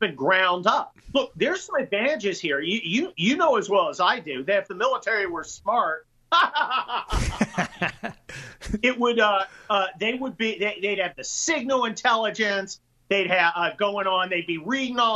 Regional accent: United States; I'm an American.

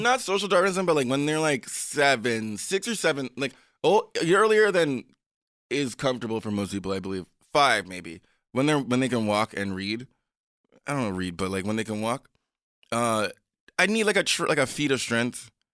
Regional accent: U.S. Virgin Islands; I grew up in the Caribbean, Saint Croix.

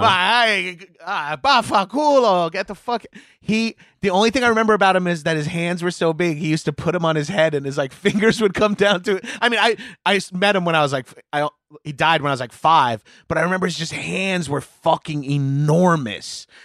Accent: Long Island, New York, United States; I grew up, uh, on Long Island, A K A, like, suburbs of, uh, New York City

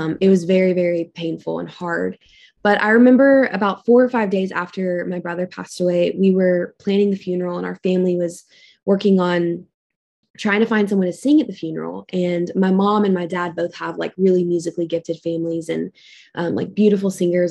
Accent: Lexington, Kentucky, United States; I grew up in Lexington, and I had, like, a really great childhood

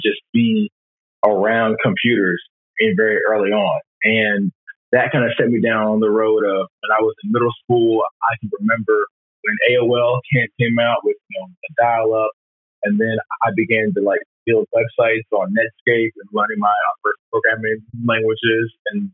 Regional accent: Maryland, United States; moved away as an adult; also born or lived in North Carolina; I'm from Maryland

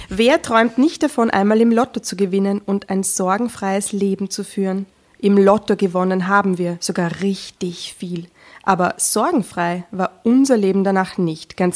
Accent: Vienna, Austria; ich bin 36, ähm, bin in Wien geboren, lebe in Wien.

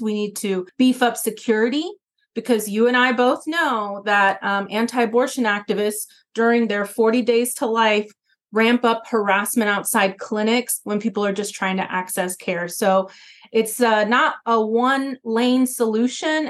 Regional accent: Atlanta, Georgia, United States; now in Bronx, United States; growing up in the South in Atlanta

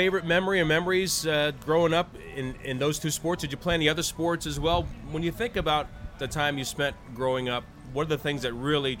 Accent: Texas, United States; So growing up in Texas, the conversation is, well, if you're in North Carolina, there's a certain style of barbecue.

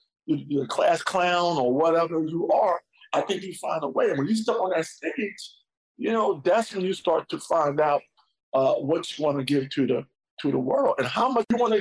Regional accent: New York, United States; growing up in New York

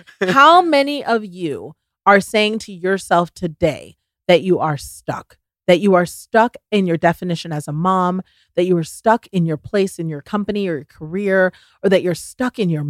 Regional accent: the South, United States; bless people's hearts. I'm from the South, bless their hearts.

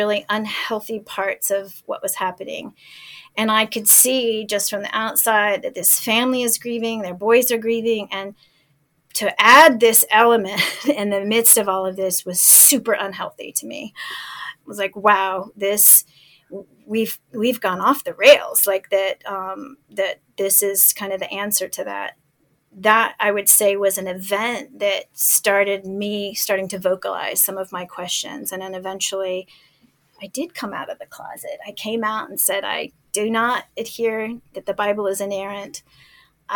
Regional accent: El Paso, Texas, United States; moved away as an adult; my hometown in El Paso

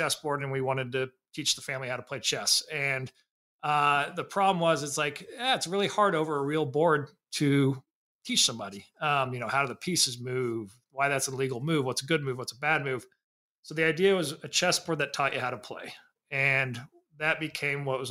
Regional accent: Indiana, United States; I grew up in Indiana

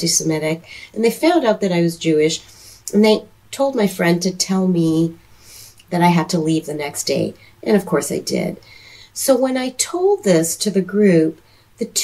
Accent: Toronto, Ontario, Canada; also born or lived in Seattle; now in Charlotte, United States; I was born and raised in Toronto, Canada

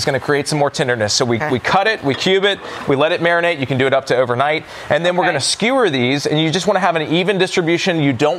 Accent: Nashville, Tennessee, United States; I'm from Nashville.

